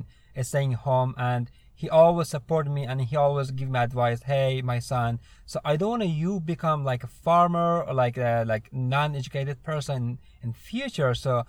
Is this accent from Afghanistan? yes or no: yes; Afghanistan; English is a second language; now in United States; I'm originally from Afghanistan. I came to United States 2 years ago, 2016, through SIV, Special Immigration Visa. And I was working with the U.S. military back in Afghanistan, and that's it.